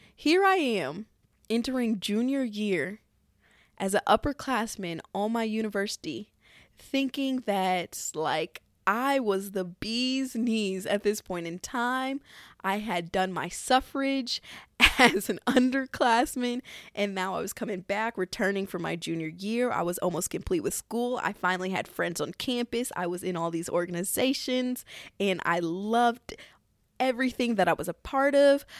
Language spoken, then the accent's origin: English; Missouri, United States; my home state of good old Missouri